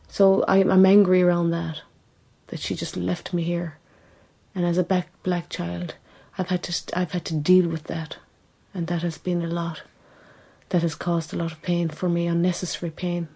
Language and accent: English; Ireland; also born or lived in England; she came to Ireland